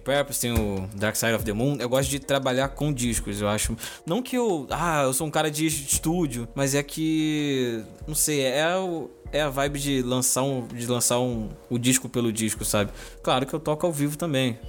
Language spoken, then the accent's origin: Portuguese; Duque de Caxias, Rio de Janeiro, Brazil; aqui no bairro onde eu, onde eu nasci, onde eu cresci